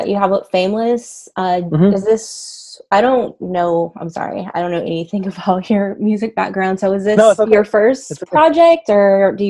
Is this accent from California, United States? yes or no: yes; California, United States; also born or lived in Houston; I lived in Houston for a while, so I know a little bit about the South, and I'm from California